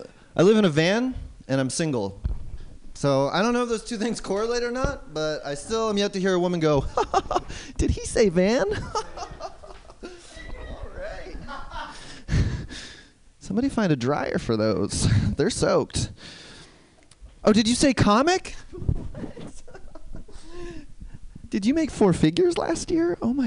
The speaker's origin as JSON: {"language": "English", "country": "Canada", "moved": "yes", "lives_now": "New York City, United States", "said": "I live in New York City, but I'm originally from Canada."}